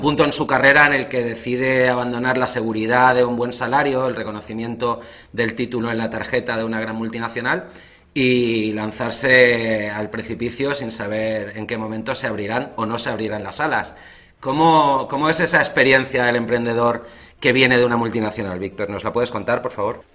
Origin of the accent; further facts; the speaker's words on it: Spain; moved away as an adult; also born or lived in England; Yo también salí de España